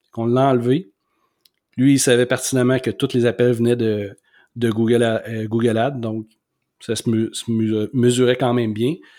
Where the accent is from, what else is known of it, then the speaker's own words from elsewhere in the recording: Quebec City, Quebec, Canada; moi, je suis de Québec, mais j'habite à Saint-Émile